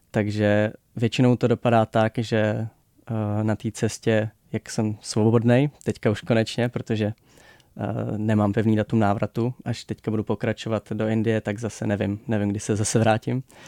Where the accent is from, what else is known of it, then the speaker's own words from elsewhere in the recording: Czechia; My jako Češi